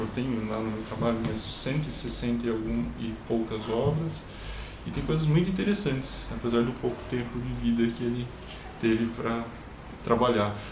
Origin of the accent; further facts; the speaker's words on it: Campinas, São Paulo, Brazil; also born or lived in Arapongas, Paraná; eu nasci em Campinas, mas eu, meus, meu pai é paranaense, ele me registrou, me registrou no Paraná, na cidade dele